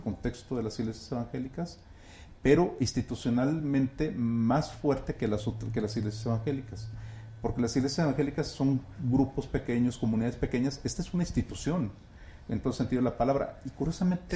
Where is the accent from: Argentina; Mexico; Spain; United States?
Mexico; Guadalajara, Jalisco; yo soy de Guadalajara y crecí mm. en, ese, en ese entorno en los años 90